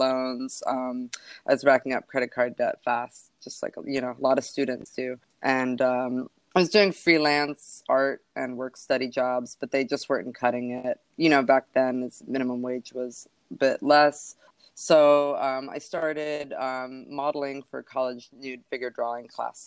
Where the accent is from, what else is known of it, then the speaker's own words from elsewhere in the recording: Philadelphia, Pennsylvania, United States; I grew up in and outside of Philly